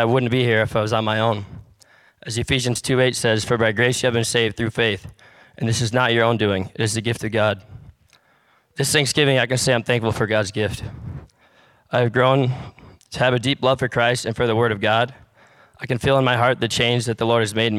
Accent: Michigan, United States; I was raised in Michigan

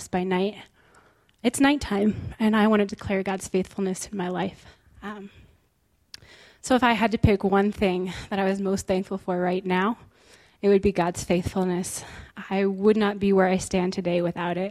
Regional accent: Bozeman, Montana, United States; also born or lived in Israel; I was born and raised right here in Bozeman, Montana

